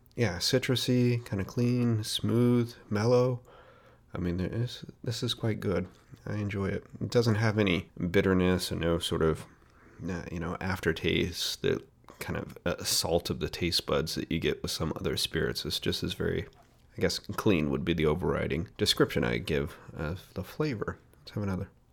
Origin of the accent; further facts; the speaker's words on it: Portland, Oregon, United States; here in my hometown of Portland, Oregon